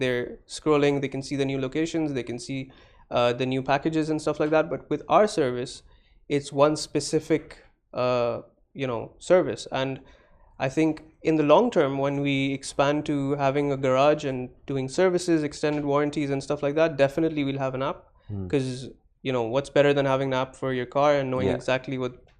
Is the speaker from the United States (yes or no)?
no; Dubai, United Arab Emirates; I'm born in Dubai.